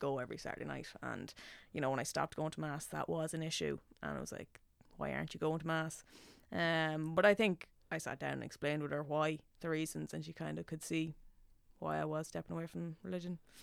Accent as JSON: {"language": "English", "town": "Nobber", "region": "Leinster", "country": "Ireland", "tie": "born or raised there", "accent": "Meath", "moved": "as an adult", "lives_now": "Dublin, Ireland", "said": "when I go home, my accent comes out so much thicker"}